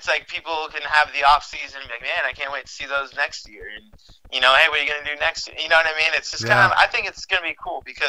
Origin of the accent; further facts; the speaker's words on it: United States; I'm born here, and I'm an American citizen